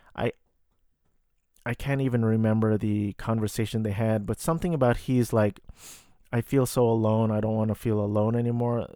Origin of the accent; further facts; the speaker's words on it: United States; I am a Filipino-American